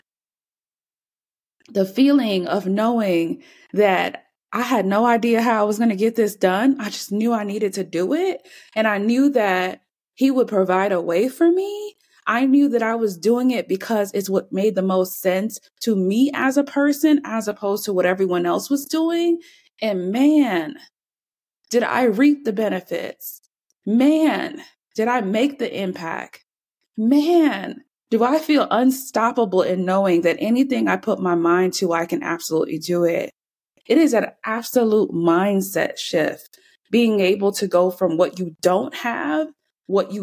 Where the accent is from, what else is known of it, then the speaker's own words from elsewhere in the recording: Jamaica; now in United States; I'm not even from here. That's a whole nother story. Yes, I was born in Jamaica